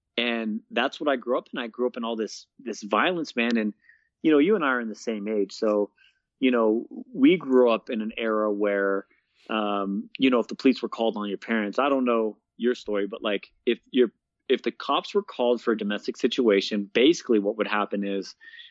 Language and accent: English; Bay Area, Northern California, United States; moved away as an adult; now in Colorado Springs, United States; I grew up in Northern California